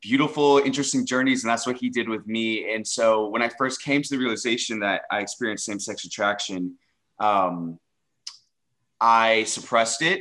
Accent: Dallas, Texas, United States; involved in the LGBT plus community here in Dallas, Texas, my hometown

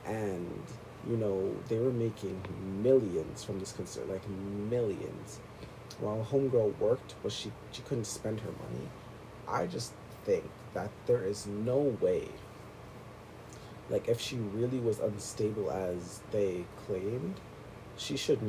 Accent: Toronto, Ontario, Canada; I'm from Canada or Toronto, and people were saying … is better than …

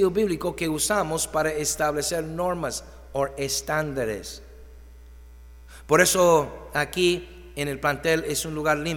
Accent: Mexico; Llegar tarde no es excelente pues somos mexicanos y así es México.

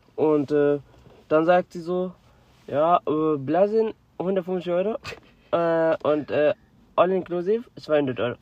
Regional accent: Germany; ich komme aus Deutschland

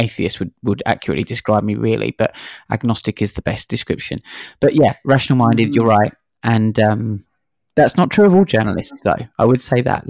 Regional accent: London, United Kingdom; moved away as an adult; now in Sydney, Australia; I'm originally from London, and I moved here 10 years ago to Sydney

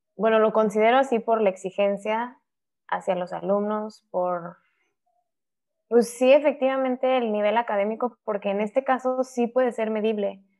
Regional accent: Querétaro, Mexico; moved away as an adult; also born or lived in Mexico City; now in Monterrey, Mexico; Nací en la Ciudad de México, me fui a vivir a, Querétaro cuando yo tenía dos años y ya ahí estuve hasta que me casé

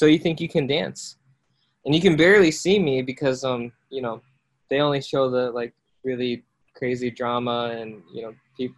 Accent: Iowa, United States; also born or lived in South Korea; I was born in South Korea and then adopted by my parents in the States. And then I grew up in Iowa

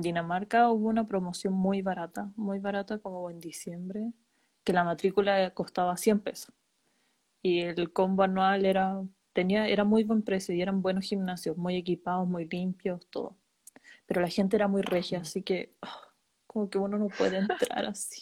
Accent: Chile; moved away as an adult; also born or lived in Denmark; now in Germany; me fui de Chile

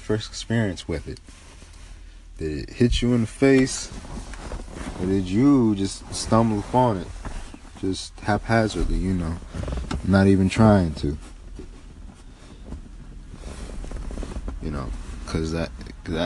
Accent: United States; growing up in America, we learn that propaganda sells quickly.

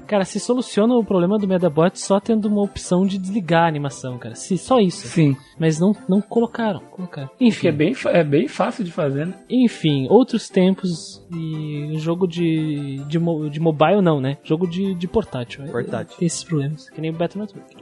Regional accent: Rio Grande do Sul, Brazil; Também sou gaúcho

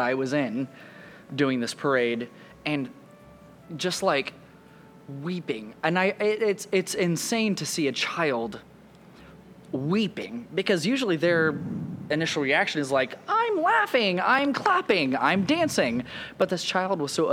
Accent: Oklahoma, United States; moved away; I'm from Oklahoma. I was born in the middle of nowhere, and I, like, my grandparents had a farm. Like, when I tell you I'm a country kid, I'm a country kid.

